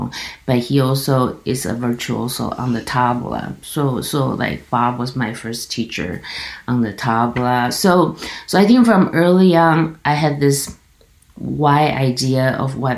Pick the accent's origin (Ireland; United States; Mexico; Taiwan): Taiwan; Kaohsiung; now in Toronto, Canada; I come from this city called Kaohsiung, which is like in the south